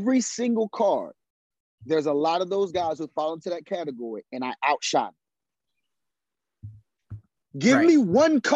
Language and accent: English; South Carolina, United States; I come from South Carolina